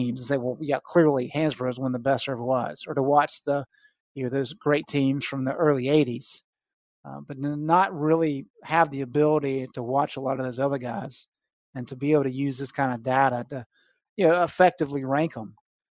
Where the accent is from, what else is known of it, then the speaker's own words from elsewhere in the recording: Gastonia, North Carolina, United States; I grew up in Gastonia, and I actually went to Greer Junior High.